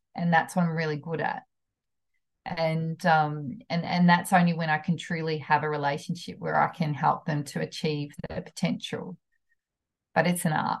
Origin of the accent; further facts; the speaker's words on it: New Zealand; moved away; I'm a Kiwi from New Zealand, from a country town